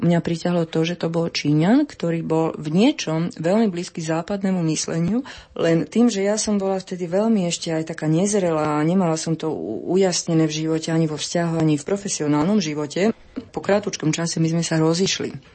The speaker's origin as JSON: {"language": "Slovak", "country": "Slovakia", "said": "ja som Slovenka"}